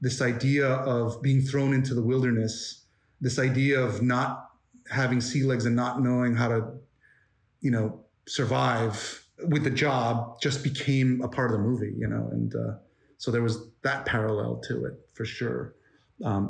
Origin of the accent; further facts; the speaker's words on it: United States; I'm Korean American.